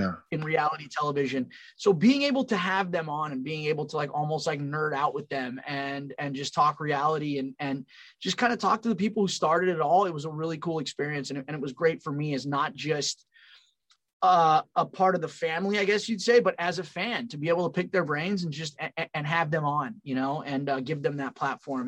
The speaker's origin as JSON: {"language": "English", "region": "California", "country": "United States", "tie": "born or raised there", "also_born_or_lived": "Long Island, New York / Pennsylvania", "moved": "as an adult", "said": "I'm from California"}